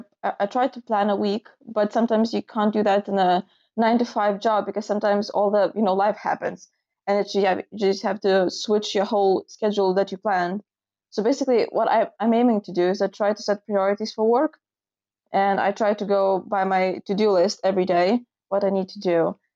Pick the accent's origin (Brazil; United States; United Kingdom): United Kingdom; I'm from United Kingdom.